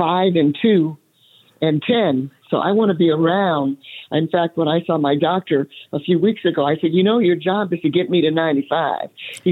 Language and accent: English; the South, United States; growing up in the South, I didn't have that opportunity. There was no one that looked like me that did what I ended up doing.